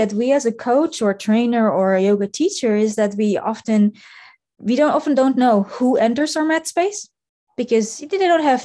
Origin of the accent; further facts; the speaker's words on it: Netherlands; now in Munich, Germany; I come originally from the Netherlands, but I live and work now in Germany with my husband.